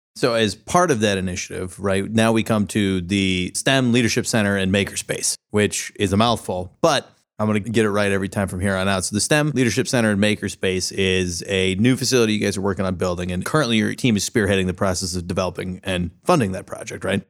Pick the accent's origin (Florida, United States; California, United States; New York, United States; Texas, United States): California, United States; San Diego; moved away as an adult; now in Columbus, United States; I grew up in San Diego, but I've lived here for ten years